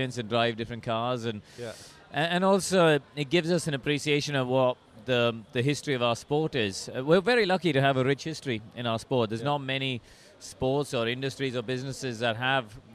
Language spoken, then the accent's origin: English; India; moved away as an adult; also born or lived in England; I grew up in India. I only moved to England in 2002 to race at Formula 3